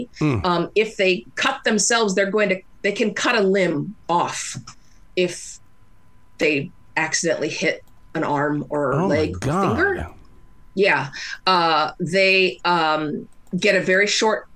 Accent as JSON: {"language": "English", "country": "United States"}